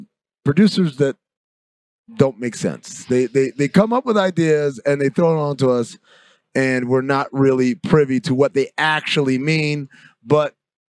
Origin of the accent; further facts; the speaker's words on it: New York, United States; I grew up in New York, man.